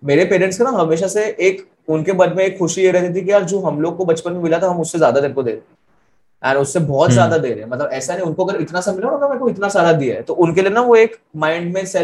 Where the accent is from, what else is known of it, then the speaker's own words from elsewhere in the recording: Ahmedabad, Gujarat, India; also born or lived in Delhi / Karnal; मेरा बचपन अलग अलग सिटीज में बीता मतलब मेनली अहमदाबाद दिल्ली ये वो ऐसा ठीक है करनाल में था मैं पहले